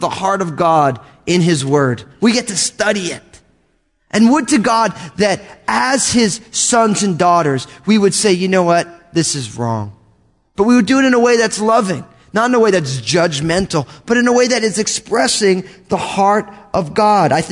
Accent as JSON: {"language": "English", "region": "New Jersey", "country": "United States", "tie": "born or raised there", "said": "I grew up in New Jersey, and my family came out of Brooklyn"}